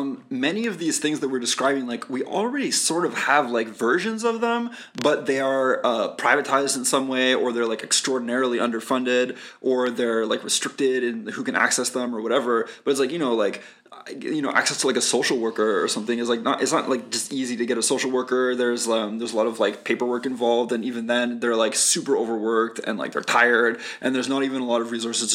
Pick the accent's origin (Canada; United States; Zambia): Canada; there's two L's in cancelled because we're Canadian.